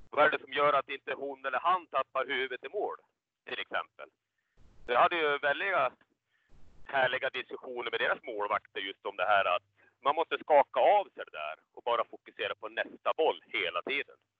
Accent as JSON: {"language": "Swedish", "town": "Falun", "region": "Dalarna County", "country": "Sweden", "tie": "born or raised there", "said": "Jag är ju född i Falun"}